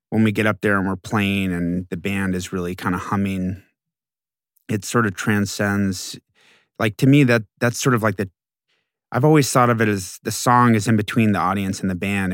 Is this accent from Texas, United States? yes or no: yes; Houston, Texas, United States; I was growing up in Houston, but I was not from Houston, and I always felt like an alien.